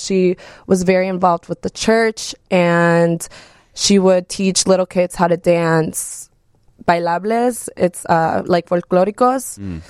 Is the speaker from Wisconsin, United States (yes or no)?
yes; Wisconsin, United States; first language Spanish; English is a second language; also born or lived in Mexico; So I was born in Mexico when I was born. But I was brought over to Wisconsin when I was 3 years old. So Spanish was my first language, but I speak better English